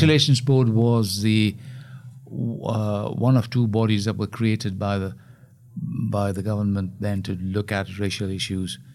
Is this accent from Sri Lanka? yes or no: yes; Colombo, Western Province, Sri Lanka; moved away; We grew up in Colombo